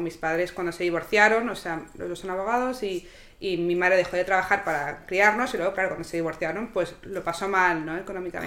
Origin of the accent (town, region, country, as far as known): Barcelona, Catalonia, Spain; moved away